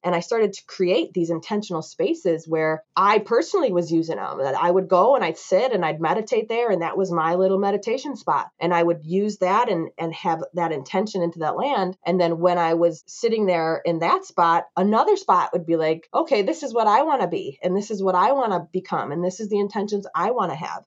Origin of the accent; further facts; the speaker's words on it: United States; growing up in America